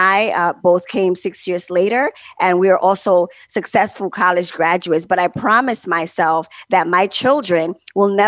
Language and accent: English; Honduras; now in Bronx, United States; I was born in Honduras and raised in a small Garifuna village